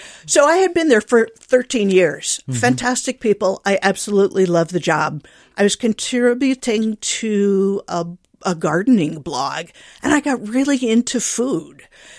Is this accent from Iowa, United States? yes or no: yes; Iowa, United States; So like the macadamia one, we were traveling in Hawaii, and I grew up in Iowa.